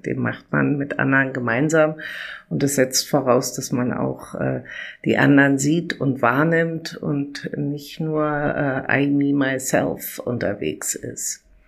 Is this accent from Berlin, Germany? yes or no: yes; Berlin, Germany; ich bin 1966 in Berlin geboren und seit mittlerweile über drei Jahrzehnten in der Krankenpflege der Charité tätig